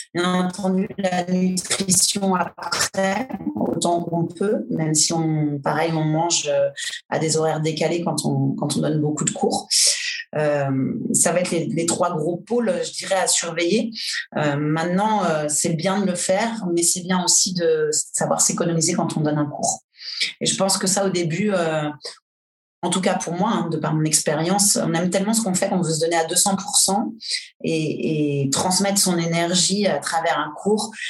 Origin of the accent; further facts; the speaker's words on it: Angers, Pays de la Loire, France; moved away as an adult; also born or lived in Brittany; now in Paris, France; je suis originaire d'Angers à Angers. J'ai fait un cursus, j'ai passé mon bac